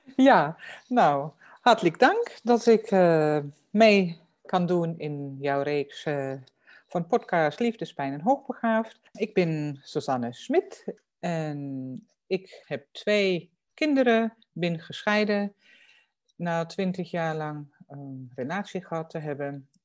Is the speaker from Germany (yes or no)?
yes; Germany; Dutch is a second language; moved away; voor mij als Duitser